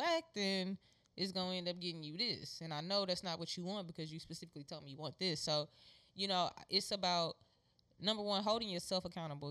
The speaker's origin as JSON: {"language": "English", "town": "Houston", "region": "Texas", "country": "United States", "tie": "born or raised there", "said": "the neighborhood I grew up in in Acres Home"}